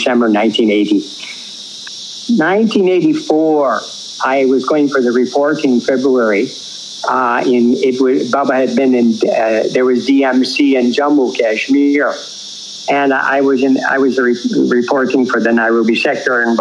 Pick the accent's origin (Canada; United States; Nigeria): Canada; first language English; moved away as an adult; I went home. And when I went home for some legal work in Canada